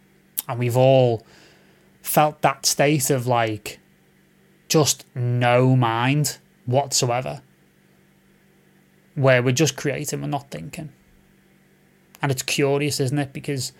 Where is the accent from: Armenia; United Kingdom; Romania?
Romania; Growing up in Romania, all I heard from my family is leave music, you won't earn money, blah, blah, blah.